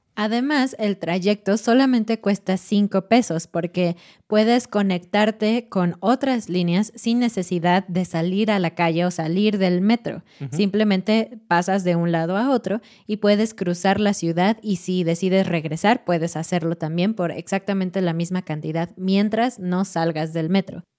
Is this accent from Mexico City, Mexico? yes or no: yes; Mexico City, Mexico; como mexicano, como chilango, como persona de Ciudad de México